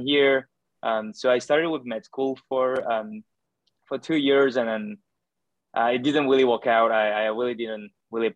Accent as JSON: {"language": "English", "town": "Paris", "region": "Île-de-France", "country": "France", "tie": "born or raised there", "moved": "as an adult", "lives_now": "Toronto, Canada", "said": "I'm originally from Paris, France. So I was born and raised there my whole life"}